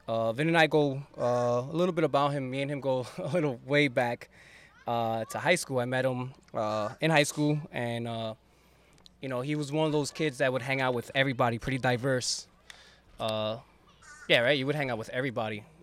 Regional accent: West New York, New Jersey, United States; I grew up in West New York

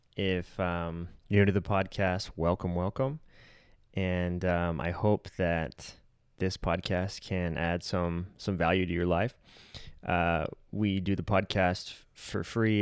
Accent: Colorado City, Arizona, United States; we grew up together in Colorado City slash Centennial Park

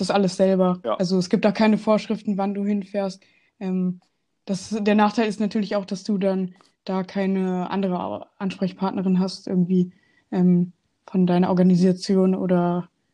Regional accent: Hanover, Lower Saxony, Germany; Ich komme aus Hannover

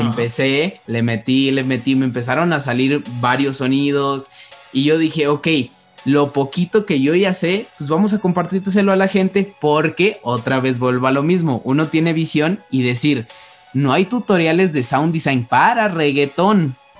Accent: Mexico; nosotros como mexicanos

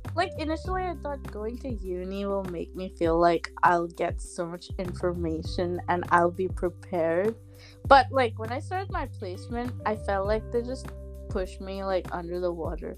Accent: Kerala, India; I'm from Kerala

